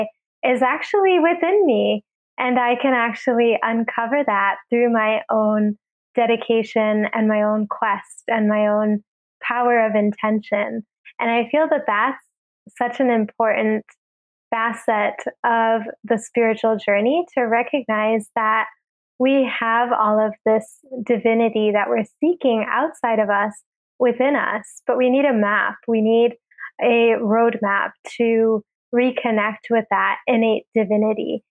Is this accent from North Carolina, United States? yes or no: no; Ohio, United States; moved away as an adult; also born or lived in New York; I had grown up going to India a lot while growing up in Ohio